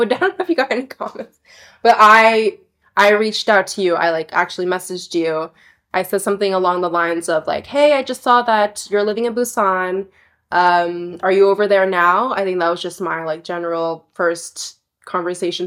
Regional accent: Torrance, California, United States; moved away as an adult; also born or lived in England / Korea; now in Istanbul, Turkey; I am from Los Angeles County in Southern California, specifically from Torrance, which is located in like the beach region

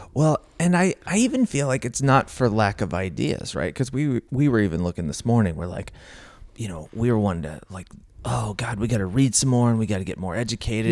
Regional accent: Missouri, United States; I grew up in Missouri

